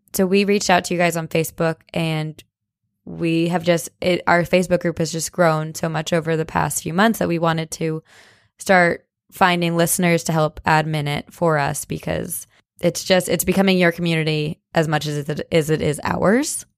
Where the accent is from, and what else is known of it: New Jersey, United States; moved away